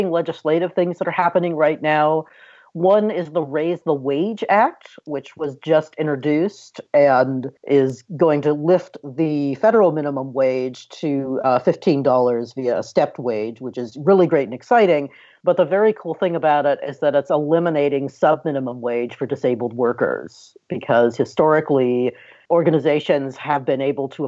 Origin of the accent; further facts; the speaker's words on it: California, United States; my home state of California